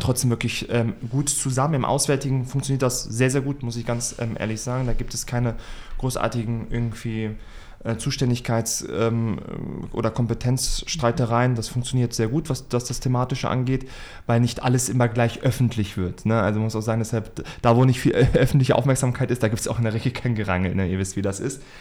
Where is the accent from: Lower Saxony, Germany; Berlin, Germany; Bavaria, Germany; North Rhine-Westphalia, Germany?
Lower Saxony, Germany; Hanover; ich bin 29 Jahre alt, Hannoveraner